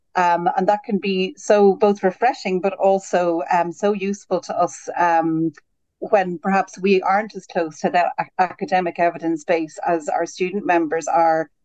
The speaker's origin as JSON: {"language": "English", "country": "Ireland", "also_born_or_lived": "Birmingham, United Kingdom / Switzerland", "moved": "as an adult", "lives_now": "United Kingdom", "said": "as an Irish graduate, I came over to the UK first in 2010"}